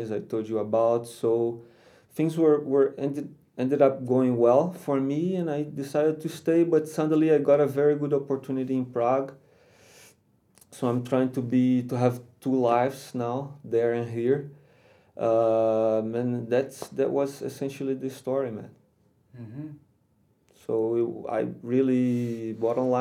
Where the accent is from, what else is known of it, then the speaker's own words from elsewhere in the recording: Rio de Janeiro, Brazil; moved away as an adult; also born or lived in Spain / Slovakia; now in Czech Republic; I am from Rio. From Rio de Janeiro